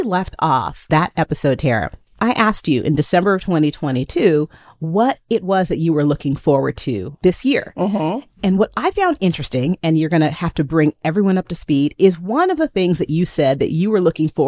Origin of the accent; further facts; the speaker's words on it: Texas, United States; moved away as an adult; now in Las Vegas, United States; I am a Texan. Born and raised